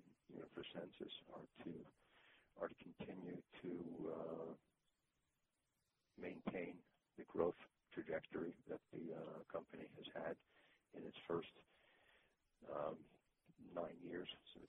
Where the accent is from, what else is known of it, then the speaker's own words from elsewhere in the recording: New York, United States; also born or lived in Boston / Italy / Israel; now in Florida, United States; In fact, I lived in Boston for 8 years before moving to Florida. I'm not originally from Boston, I'm originally from New York. And in between, I lived in Italy and in Israel.